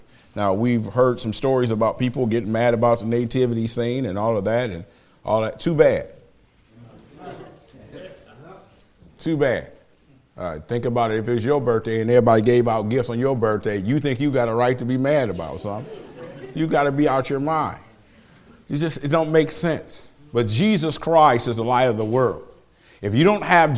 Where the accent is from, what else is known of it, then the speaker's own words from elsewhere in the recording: Detroit, Michigan, United States; now in Lima, United States; I do not apologize for being from Detroit